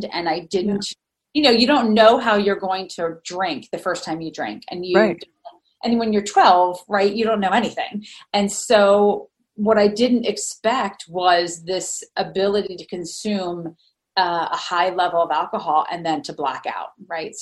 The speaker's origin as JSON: {"language": "English", "town": "Allentown", "region": "Pennsylvania", "country": "United States", "tie": "born or raised there", "also_born_or_lived": "Harrisburg, Pennsylvania", "lives_now": "Camp Hill, United States", "said": "I grew up in Pennsylvania. So I'm from actually the Lehigh Valley area"}